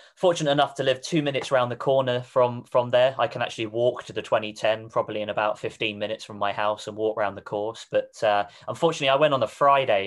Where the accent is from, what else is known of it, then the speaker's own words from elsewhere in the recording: Reading, South East England, United Kingdom; moved away; I'm originally from Reading, which is in Berkshire